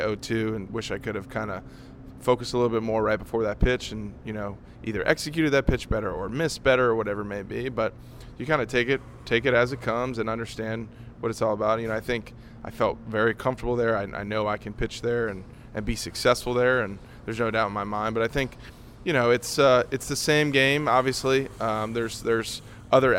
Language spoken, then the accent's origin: English; New Orleans, Louisiana, United States; now in Nashville, United States; I grew up in New Orleans